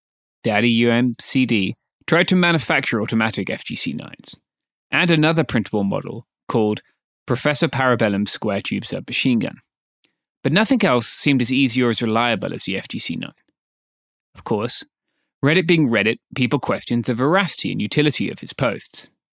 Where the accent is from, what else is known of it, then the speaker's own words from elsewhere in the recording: Myanmar; Now that everything is in public, we can proudly say we're from Myanmar.